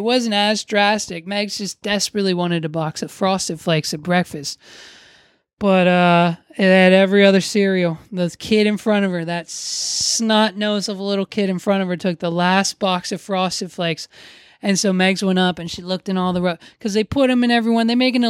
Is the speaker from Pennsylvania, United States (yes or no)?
yes; Hershey, Pennsylvania, United States; So people were real disappointed when they find out we're from the Hershey area of Pennsylvania.